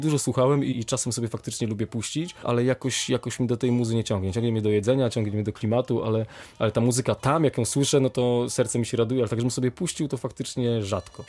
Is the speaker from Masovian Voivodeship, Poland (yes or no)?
yes; Warsaw, Masovian Voivodeship, Poland; moved away as an adult; also born or lived in Kraków; now in Wrocław, Poland; wychowałem się w Warszawie